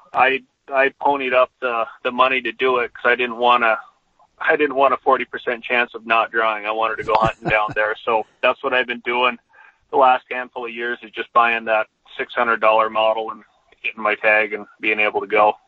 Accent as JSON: {"language": "English", "region": "Southwest Montana", "country": "United States", "tie": "born or raised there", "said": "growing up in Southwest Montana, I had I had plenty of access to whitetails"}